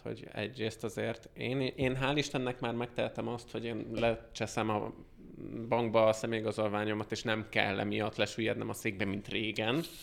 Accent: Hungary; moved away as an adult; now in United States

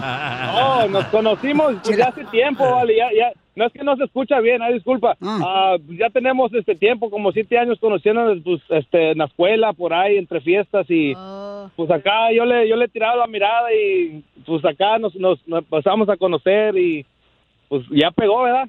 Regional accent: Michoacán, Mexico; yo soy michoacano

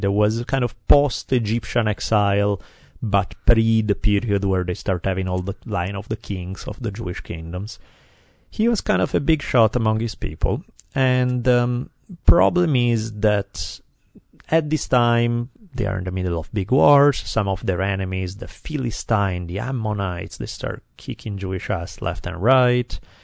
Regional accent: Italy; English is a second language; now in United States; growing up in Italy when I'm ten years old

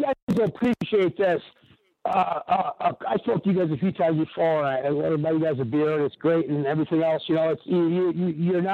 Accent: Kenosha, Wisconsin, United States; I'm from Kenosha, Wisconsin, and I grew up in the early mid '80s

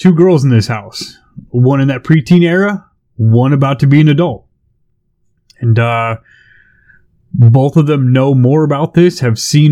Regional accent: California, United States; I grew up in California

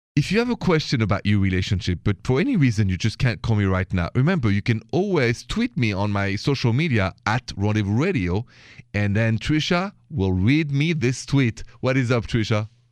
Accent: Paris, Île-de-France, France; accent: Parisian; now in United States; I'm from Paris

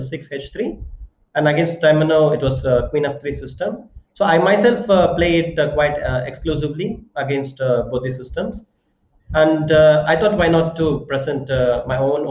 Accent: Chennai, Tamil Nadu, India; I was born in Chennai, and all my friends are like from Chennai, and yeah, I grew up in Chennai

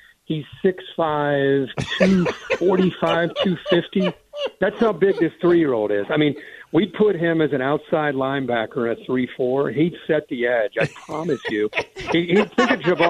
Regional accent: Big Ten area, Midwest, United States; growing up in the Big Ten area my whole life

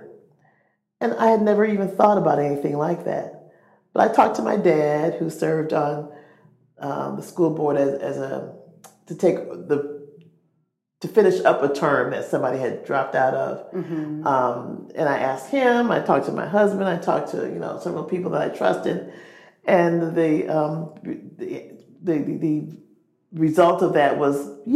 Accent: Rockford, Illinois, United States; moved away as an adult; now in Lafayette, United States; I'm originally from Rockford, Illinois

